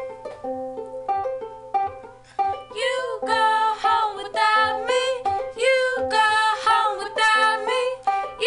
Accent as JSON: {"language": "English", "town": "Miami", "region": "Florida", "country": "United States", "also_born_or_lived": "New York", "moved": "yes", "said": "I'm originally from Miami"}